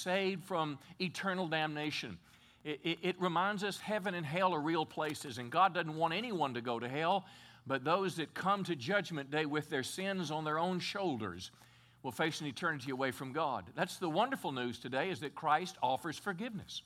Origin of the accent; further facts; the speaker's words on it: Texas, United States; as a Texan